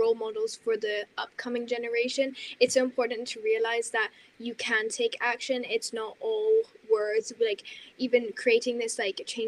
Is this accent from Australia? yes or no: no; Denmark; now in Switzerland; I am from Denmark